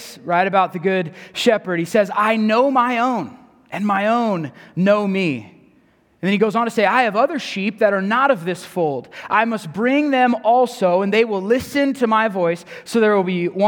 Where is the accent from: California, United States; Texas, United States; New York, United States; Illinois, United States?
California, United States; San Diego; moved away; Growing up in San Diego, my family is Padres fans when it comes to baseball